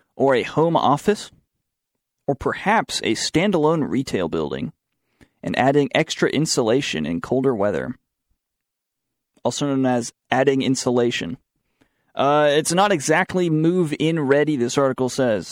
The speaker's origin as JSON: {"language": "English", "region": "the South", "country": "United States", "accent": "southern", "said": "My southern accent came out there."}